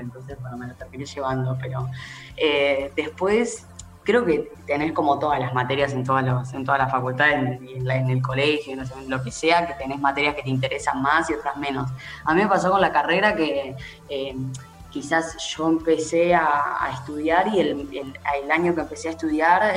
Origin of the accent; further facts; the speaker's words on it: Haedo, Buenos Aires Province, Argentina; yo soy de Aedo